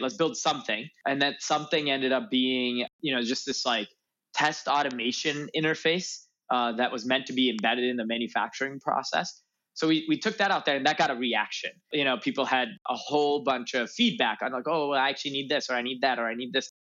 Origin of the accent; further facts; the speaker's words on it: north suburbs of Chicago, Illinois, United States; moved away as an adult; also born or lived in Urbana-Champaign, Illinois; now in Los Angeles, United States; I grew up in Illinois in the north suburbs of Chicago